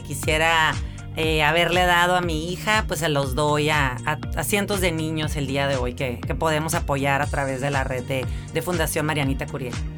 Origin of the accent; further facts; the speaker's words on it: Mexicali, Baja California, Mexico; Yo soy originaria de aquí de Mexicali, 100% cachanilla